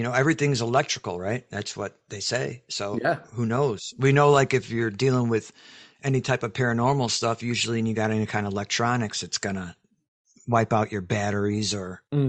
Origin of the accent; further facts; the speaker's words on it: Chicago, Illinois, United States; now in Texas, United States; Now I'm in Texas, so I'm lucky, but I came from Chicago, which is totally different.